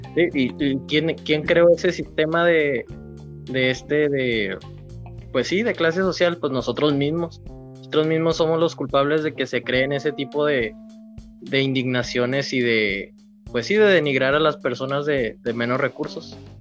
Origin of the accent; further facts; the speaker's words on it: Mexico; como mexicanos